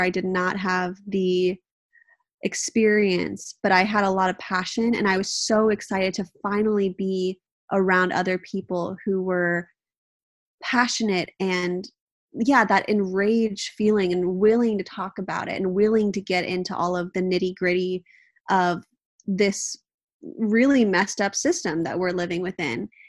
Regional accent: Southern California, United States; also born or lived in Manhattan; now in Northern California, United States; It's where I grew up. I grew up in Southern California

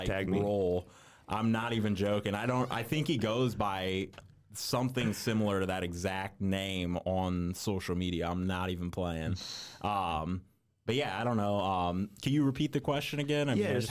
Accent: Indiana, United States; genuinely, I'm just from Indiana and been all over the place in Indiana.

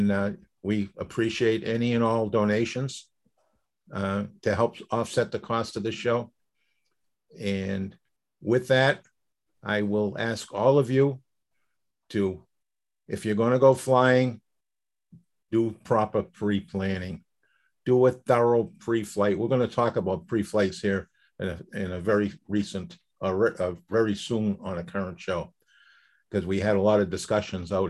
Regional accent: Boston, Massachusetts, United States; I grew up in Boston with a lot of tall buildings

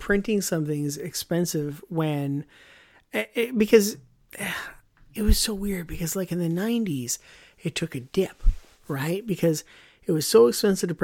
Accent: Canada

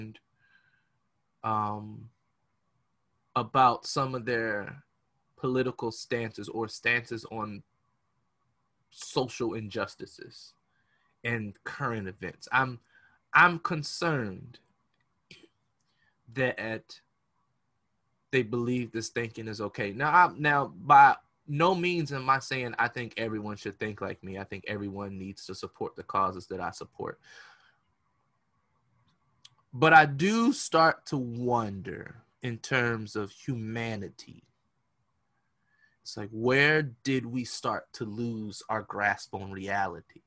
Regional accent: United States; we as the American people

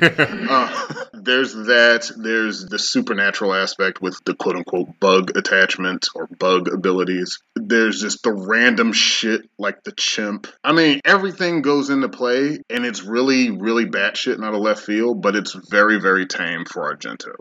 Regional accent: United States; moved away; also born or lived in Europe; as an American

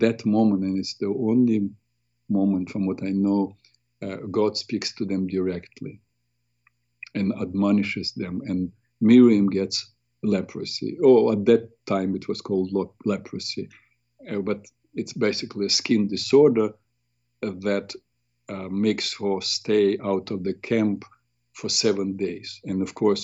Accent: Ukraine; moved away; We're both from Ukraine

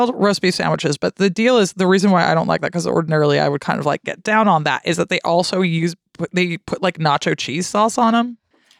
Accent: United States; moved away as an adult; also born or lived in Tacoma; now in United Kingdom; When I was growing up in America

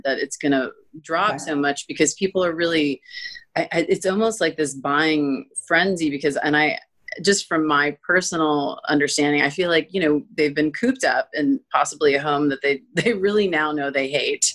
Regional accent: Florida, United States; moved away; I'm from Florida and it is beautiful there

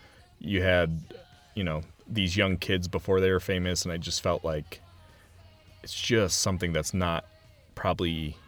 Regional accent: Cleveland, Ohio, United States; we're from Cleveland

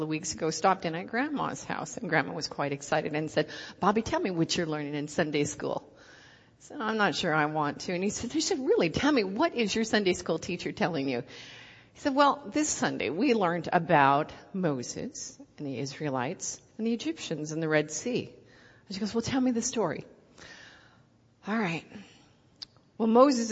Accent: Canada; accent: Canadian; moved away as an adult; now in Ohio, United States; I'm Canadian. I've been in Ohio for 8 months.

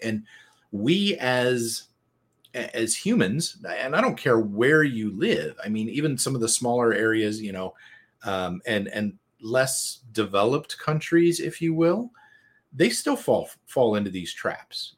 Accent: United States; I'm from America

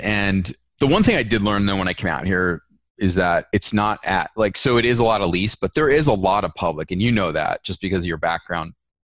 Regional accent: East Coast, United States; growing up on the East Coast, like I've hunted a lot of public land like growing up.

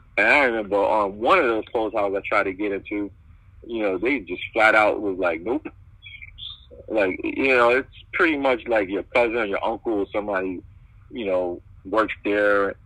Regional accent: New York City, New York, United States; I'm from born and raised in Brooklyn. My mother is Jamaican

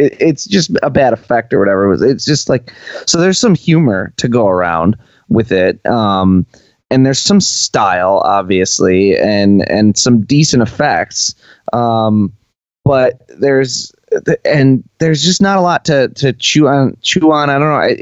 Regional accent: United States; as an American viewer

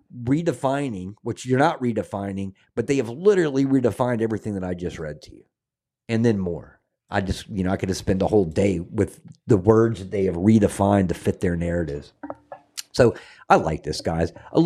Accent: the South, United States; I'm a Southerner, man. It will always be pecans to me.

